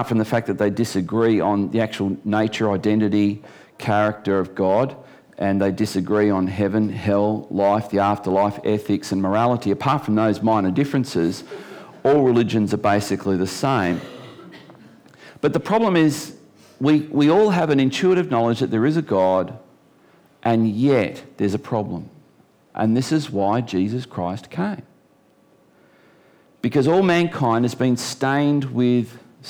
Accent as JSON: {"language": "English", "town": "Geelong", "region": "Victoria", "country": "Australia", "tie": "born or raised there", "moved": "yes", "lives_now": "Tasmania, Australia", "said": "I was born in Geelong"}